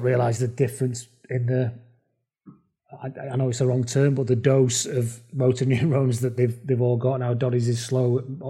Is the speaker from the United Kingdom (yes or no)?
yes; England, United Kingdom; because I'm English